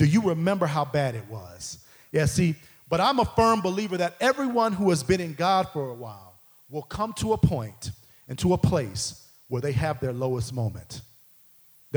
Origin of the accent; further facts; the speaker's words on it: Midwest, United States; I grew up in the Midwest